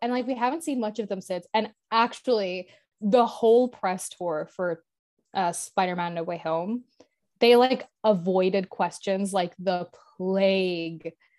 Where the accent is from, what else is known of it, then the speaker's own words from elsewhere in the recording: Ireland; as an Irish person